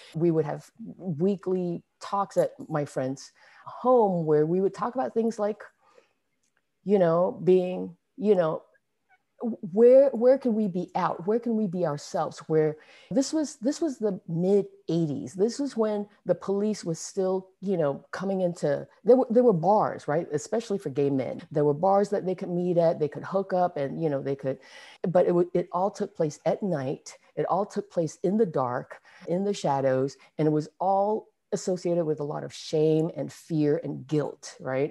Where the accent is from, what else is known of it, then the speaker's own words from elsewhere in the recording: Singapore; moved away as an adult; now in San Francisco Bay Area, United States; I was born in, born and raised in Singapore. I didn't, I left when I was twenty-three, actually, so I was already, you know, an adult